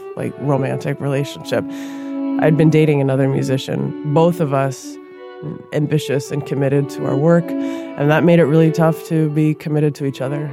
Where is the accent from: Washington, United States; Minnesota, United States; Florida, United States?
Minnesota, United States; Minneapolis; I grew up in South Minneapolis